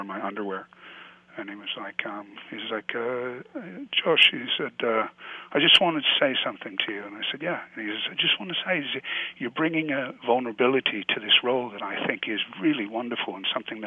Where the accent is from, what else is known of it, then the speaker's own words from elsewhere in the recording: Paso Robles, California, United States; also born or lived in Santa Monica / Santa Barbara; I was born here in Santa Monica, and then I moved to Paso Robles, where we have a ranch now. I was in Paso until I was 10 or 11. Then I went to Santa Barbara until I was 16